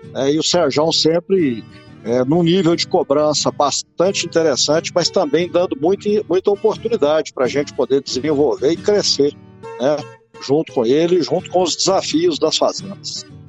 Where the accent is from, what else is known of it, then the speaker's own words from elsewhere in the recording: Iguatama, Minas Gerais, Brazil; Sou mineiro, sou do interior de Minas, sou de Iguatama